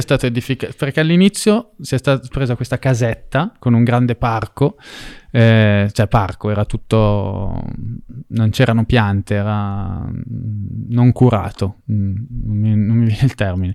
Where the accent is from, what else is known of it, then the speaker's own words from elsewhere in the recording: Italy; ero italiano e che quindi nel mio paese